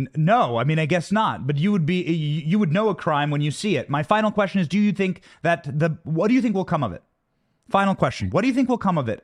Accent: Iowa, United States; I grew up in Iowa. I worked on a hog farm

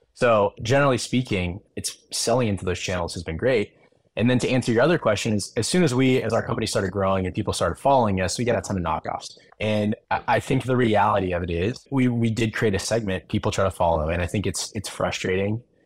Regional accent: Arizona, United States; I grew up in Arizona

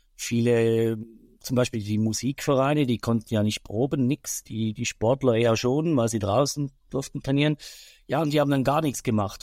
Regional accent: Switzerland; bei uns in der Schweiz

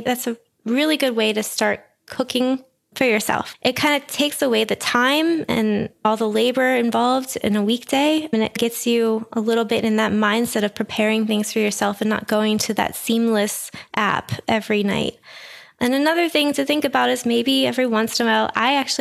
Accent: Pittsburgh, Pennsylvania, United States; I'm from Pittsburgh

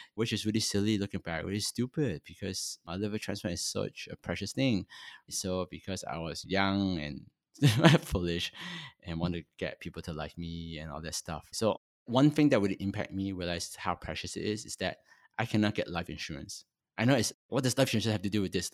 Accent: Toronto, Ontario, Canada; also born or lived in Hong Kong; I'm a Chinese born in Hong Kong, and when I was eight, my family migrated to Canada. I, so I grew up in Toronto for pretty much my whole life

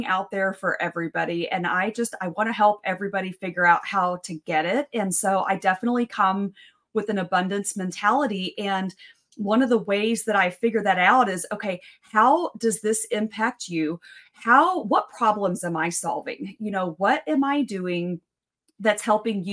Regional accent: West Texas, United States; I'm from West Texas. My dad was a petroleum engineer. I grew up in the oil field.

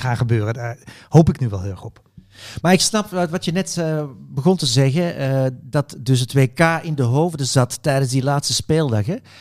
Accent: Belgium; als Belg

